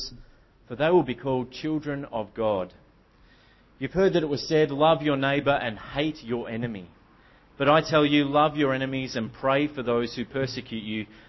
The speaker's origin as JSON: {"language": "English", "town": "Melbourne", "region": "Victoria", "country": "Australia", "moved": "yes", "said": "I come from Melbourne originally."}